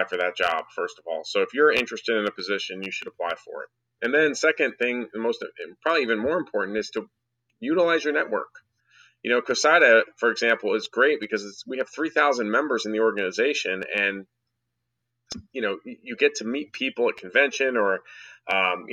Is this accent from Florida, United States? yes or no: no; New Jersey, United States; also born or lived in Connecticut; now in Dallas, United States; I grew up in New Jersey